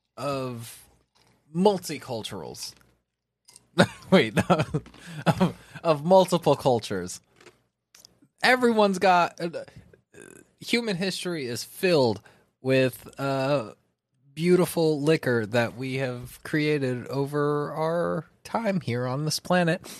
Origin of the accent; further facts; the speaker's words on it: California, United States; I'm from California